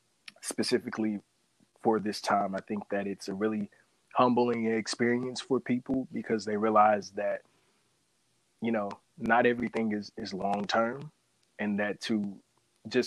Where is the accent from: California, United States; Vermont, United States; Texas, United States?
Texas, United States; Houston; I'm a native from Houston, Texas